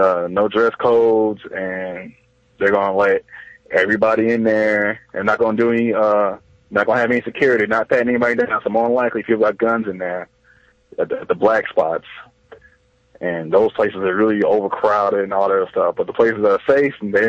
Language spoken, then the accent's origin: English; Dallas, Texas, United States; I'm from Dallas